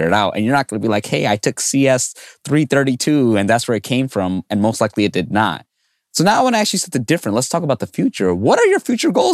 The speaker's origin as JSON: {"language": "English", "town": "New York City", "region": "New York", "country": "United States", "tie": "born or raised there", "said": "I grew up in New York City"}